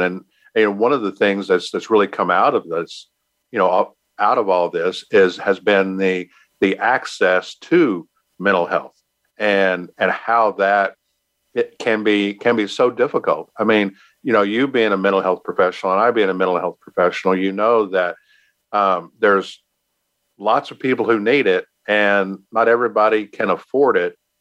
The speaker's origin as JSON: {"language": "English", "region": "Texas", "country": "United States", "said": "I'm from Texas"}